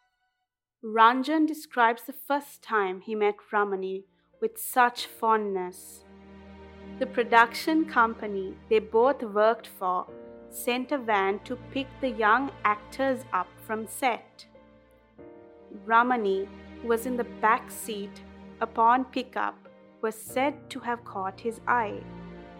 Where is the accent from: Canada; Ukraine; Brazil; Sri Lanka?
Sri Lanka; to come from this island we call home